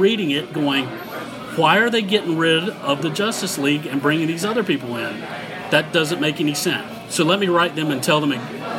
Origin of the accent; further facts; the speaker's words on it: North Carolina, United States; I am from North Carolina.